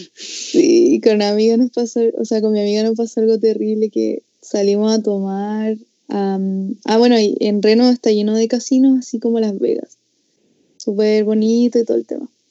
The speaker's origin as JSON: {"language": "Spanish", "country": "Chile"}